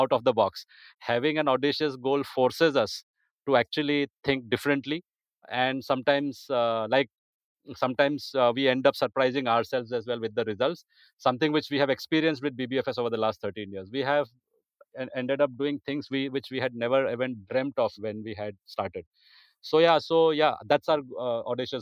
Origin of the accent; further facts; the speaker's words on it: India; an Indian football lover